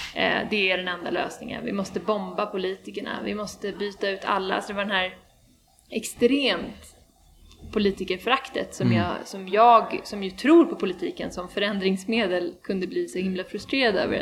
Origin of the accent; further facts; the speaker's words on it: Sweden; also born or lived in Chile; efter gymnasiet i Sverige